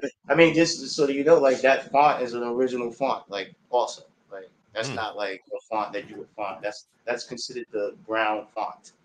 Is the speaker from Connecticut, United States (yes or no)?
no; New York City, New York, United States; also born or lived in Harlem; I'm from Queens